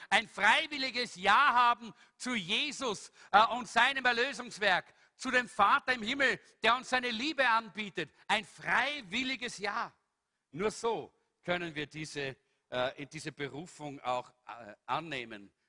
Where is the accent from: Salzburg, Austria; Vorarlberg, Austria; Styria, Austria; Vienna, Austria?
Salzburg, Austria; ich bin immer so durch Salzburg, ich bin ein Salzburger, nicht? Bin so durch Salzburg gesaust